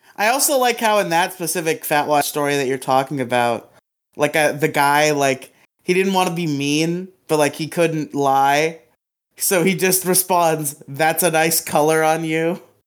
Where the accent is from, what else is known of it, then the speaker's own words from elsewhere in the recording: Florida, United States; my home state of Florida